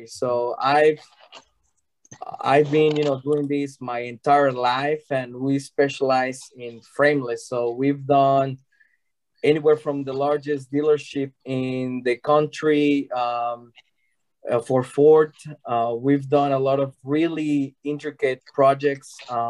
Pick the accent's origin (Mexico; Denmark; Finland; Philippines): Mexico; now in United States; So we are originally from Mexico. We moved to the States about 18 years ago, and we opened the company here